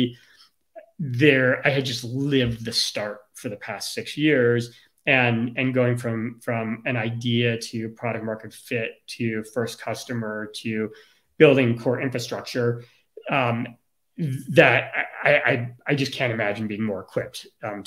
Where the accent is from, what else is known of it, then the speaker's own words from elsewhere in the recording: Chicago, Illinois, United States; I grew up in Chicago and during the Michael Jordan era